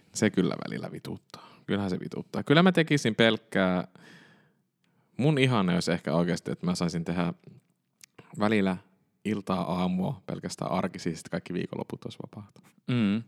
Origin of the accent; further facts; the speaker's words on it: Kemi, Lapland, Finland; now in Helsinki, Finland; mehän olen Kemistä kotoisin